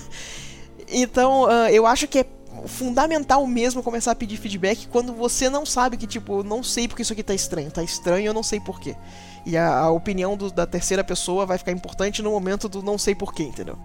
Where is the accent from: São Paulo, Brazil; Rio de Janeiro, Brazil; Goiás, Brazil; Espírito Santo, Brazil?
Rio de Janeiro, Brazil; Macaé; eu fui criada no interior. Eu, fui criada, eu sou do Rio uhum. e eu uhum. fui criada numa cidade chamada Macaé